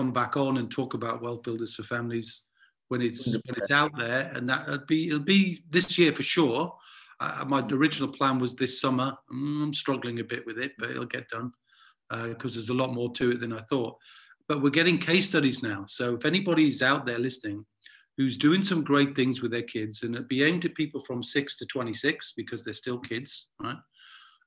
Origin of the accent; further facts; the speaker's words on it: Newcastle upon Tyne, North East England, United Kingdom; growing up in Newcastle